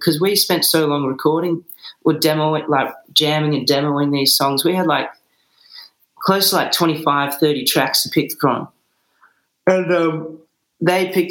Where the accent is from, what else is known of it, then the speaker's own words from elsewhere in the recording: Bunbury, Western Australia, Australia; now in Perth, Australia; we grew up down in Bunbury